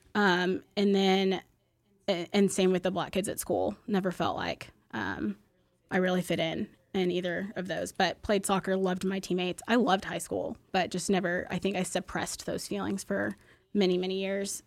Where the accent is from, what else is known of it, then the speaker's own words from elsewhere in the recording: Plano, Texas, United States; I grew up in West Plano